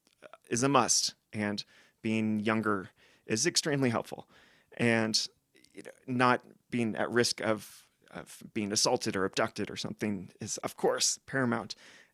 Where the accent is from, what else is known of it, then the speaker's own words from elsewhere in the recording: West Coast, United States; that ties back to us growing up on the West Coast of the US.